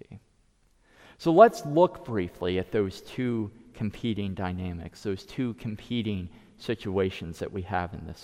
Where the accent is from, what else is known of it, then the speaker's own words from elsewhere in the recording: United States; first language English; as an American